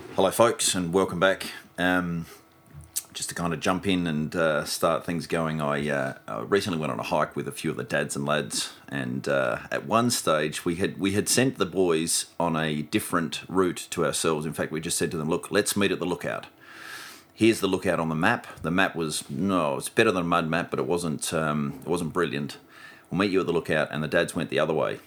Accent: Melrose, South Australia, Australia; moved away; when I grew up in Melrose or when I was farming up in Melrose

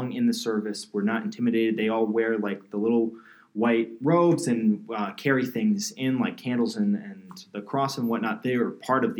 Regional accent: New Jersey, United States; I'm from New Jersey and my town was like pretty much Italian and Irish Catholic

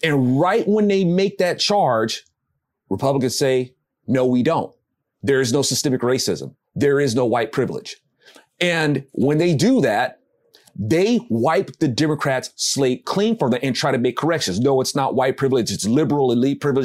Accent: United States; I'm an American

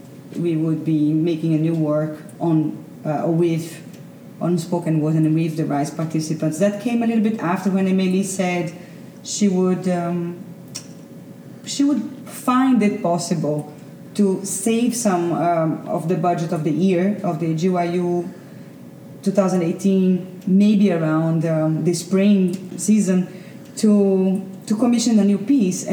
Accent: Recife, Pernambuco, Brazil; also born or lived in Netherlands; we come from Recife to a city that is Toronto

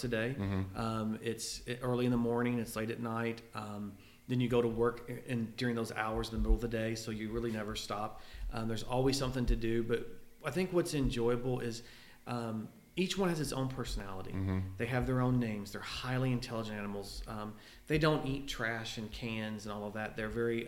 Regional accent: Louisville, Kentucky, United States; I'm from Louisville. I was very blessed to live out on the outskirts of town

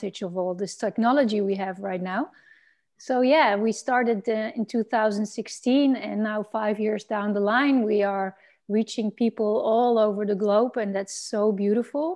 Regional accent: Netherlands; I'm from the Netherlands

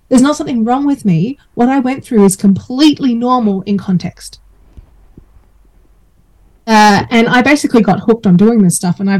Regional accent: Australia; um, so I grew up mostly in Australia uh, with a IBM family, so we got moved around a few times.

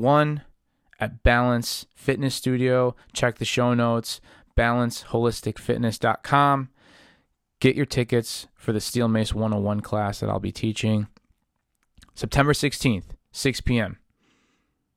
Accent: Chicago, Illinois, United States; I come from Chicago, Illinois, but my parents, they come from Puglia, which is the south of Italy

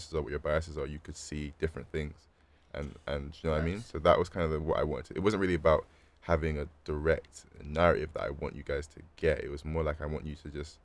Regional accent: Bristol, South West England, United Kingdom; my experience growing up as a black person in Bristol

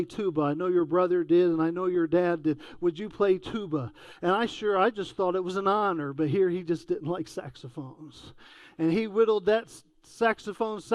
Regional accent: Lincoln County, North Carolina, United States; Growing up in Lincoln County with mom and dad moving there from Charlotte back in the early 80s

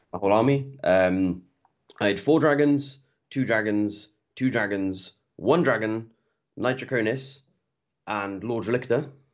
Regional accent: Welsh, Wales, United Kingdom; I'm Welsh, I'm Welsh through and through.

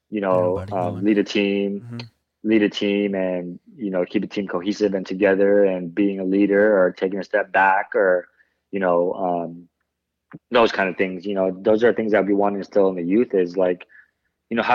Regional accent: Philippines; Yeah, you know, like with being Filipino, it's always a size

